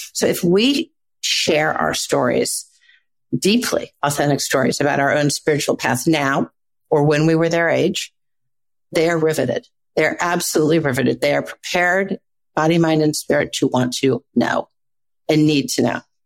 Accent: Midwest, United States; I grew up in the Midwest.

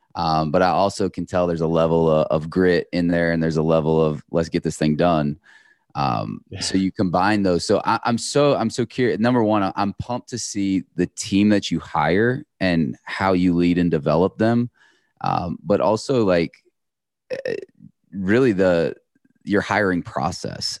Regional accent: Iowa, United States; I grew up in Iowa

